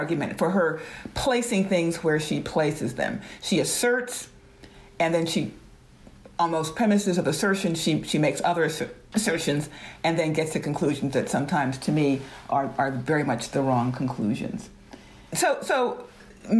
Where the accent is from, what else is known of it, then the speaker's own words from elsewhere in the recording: Georgia, United States; moved away; also born or lived in the North; Both my parents were born and raised in Atlanta, Georgia. I am one of the few people in my family, one of the first and few to actually leave Georgia and go to the North